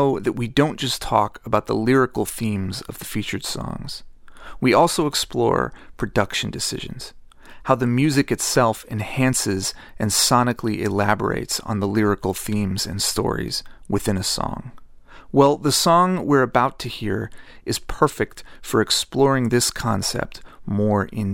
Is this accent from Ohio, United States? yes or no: yes; Dayton, Ohio, United States; my hometown of Dayton, Ohio